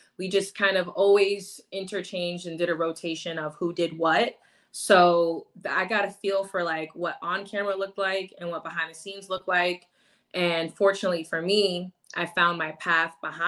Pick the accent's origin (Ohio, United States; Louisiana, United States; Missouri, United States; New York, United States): New York, United States; moved away; also born or lived in Tampa, Florida; I grew up in New York. I spent 10 years of my life in Tampa, Florida